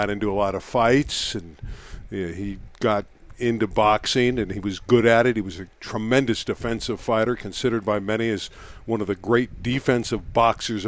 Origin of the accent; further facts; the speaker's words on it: Los Angeles, California, United States; also born or lived in Canada / Las Vegas, Nevada; North Hollywood, California, exactly where I am now. I am in the same home I grew up